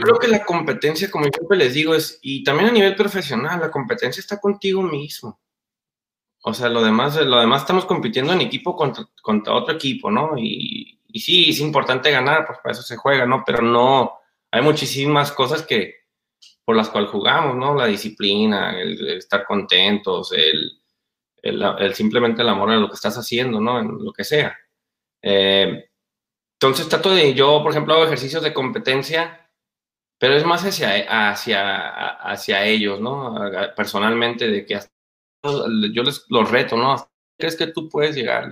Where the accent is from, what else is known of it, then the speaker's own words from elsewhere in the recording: Mexico; moved away; Aunque mi papá es americano, pero pues yo crecí en México